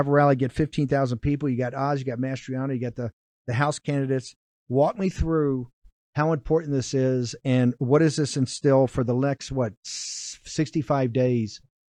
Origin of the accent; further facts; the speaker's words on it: Virginia, United States; I'm from Virginia